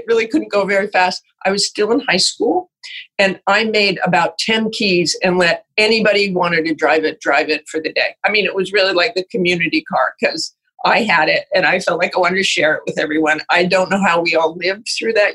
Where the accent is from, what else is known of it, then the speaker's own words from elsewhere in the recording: Salt Lake City, Utah, United States; moved away; also born or lived in Idaho / Boston; I was born in Idaho, but grew up in Salt Lake City, Utah